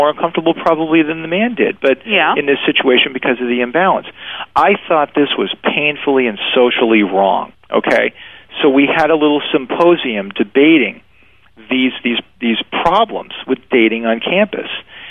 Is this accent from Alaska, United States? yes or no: no; Maine, United States; I mean, I'm from Maine, you know, so believe me, I was trying to work through it